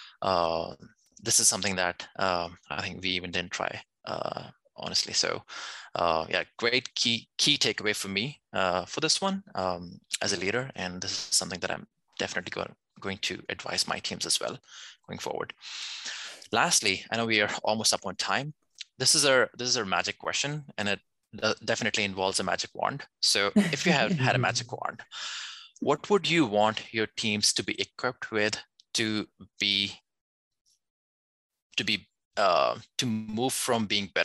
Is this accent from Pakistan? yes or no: yes; Pakistan; we are actually from Pakistan